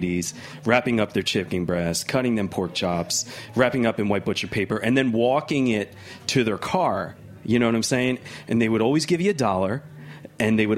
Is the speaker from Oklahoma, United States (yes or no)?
no; Philadelphia, Pennsylvania, United States; moved away as an adult; now in New York, United States; I grew up in Philly and my family, they were butchers from Italy